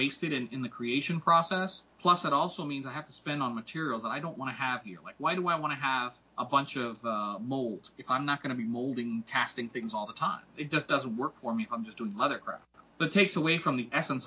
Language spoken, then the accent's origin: English; Puerto Rico; moved away; I am from Puerto Rico